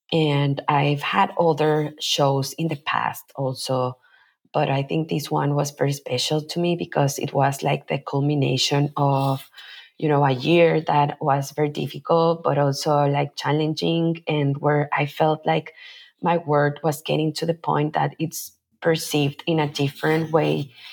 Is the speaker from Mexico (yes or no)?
yes; Mexico City, Mexico; moved away as an adult; also born or lived in Bay Area, California; now in Oakland, United States; I am originally from Mexico City, where I was born and raised. And I moved to the Bay Area